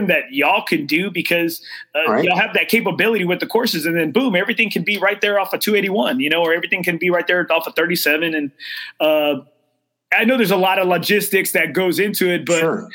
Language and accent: English; Corpus Christi, Texas, United States; now in San Antonio, United States; I'm originally from Corpus Christi.